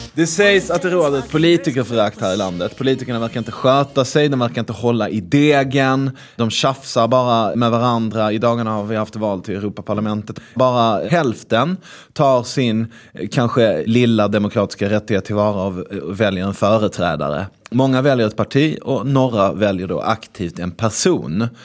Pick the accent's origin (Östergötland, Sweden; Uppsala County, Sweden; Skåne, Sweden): Skåne, Sweden; Malmö; jag är ju från Malmö